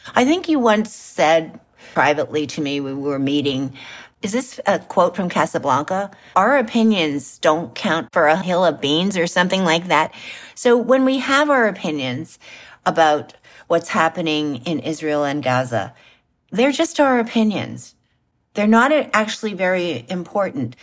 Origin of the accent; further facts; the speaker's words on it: Canada; just like I'm a Canadian